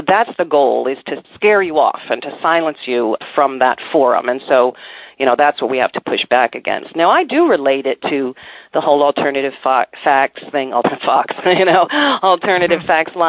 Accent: Maryland, United States; I'm from Maryland, you know, in D.C.

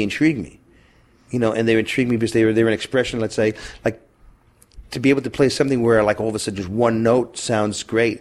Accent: Syracuse, New York, United States; moved away; also born or lived in Boston / New Hampshire / Los Angeles; I'm from Syracuse. I moved to Boston in New Hampshire area.

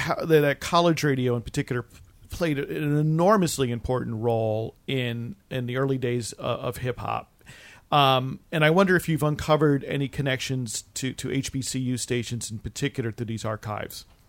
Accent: East Coast, United States; I have some recollections from growing up on the East Coast and traveling a lot to that area

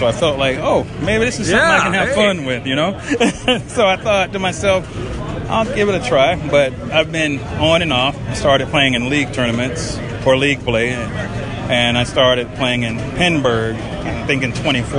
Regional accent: Atlanta, Georgia, United States; now in Tennessee, United States; Yes, I moved from Atlanta. I've been there since the year 2001.

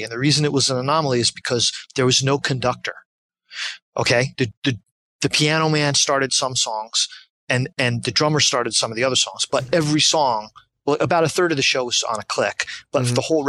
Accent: New Jersey, United States; I grew up, was born and raised in Jersey

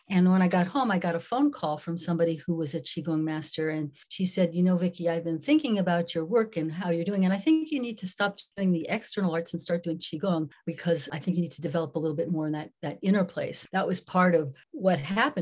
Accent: New York City, New York, United States; I grew up in New York City

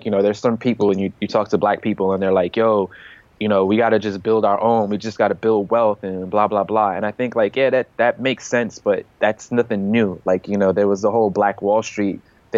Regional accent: United States; we as American citizens

